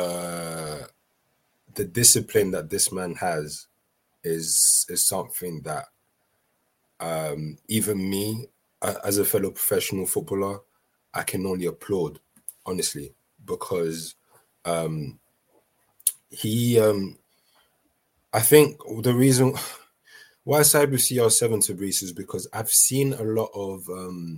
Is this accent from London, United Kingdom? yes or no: yes; London, United Kingdom; also born or lived in Brazzaville, Republic of the Congo; me just growing up in London and what I've experienced. And I grew up in a time where, you know, knife crime was at its peak